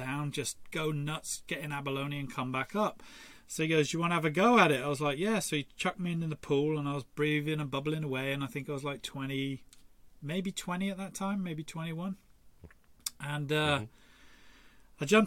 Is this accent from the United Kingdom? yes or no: yes; Torquay, South West England, United Kingdom; I grew up in Torquay